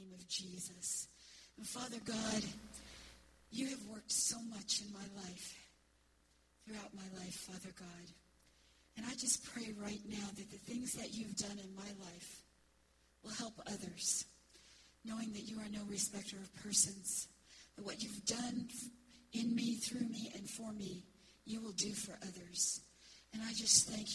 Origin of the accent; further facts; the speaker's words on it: Florida, United States; also born or lived in Detroit, Michigan / Astatula, Florida; I was born in Detroit, Michigan, but my family moved to Florida when I was 2 years old, so I grew up in Florida